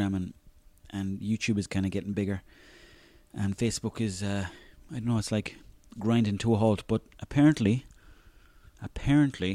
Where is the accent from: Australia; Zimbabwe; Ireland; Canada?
Ireland; Mayo, Connacht; I'm from Mayo